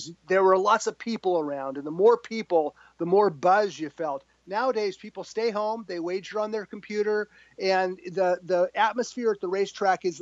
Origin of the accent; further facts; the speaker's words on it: San Gabriel Valley, California, United States; We grew up in the San Gabriel Valley. Santa Anita Park was always right around the corner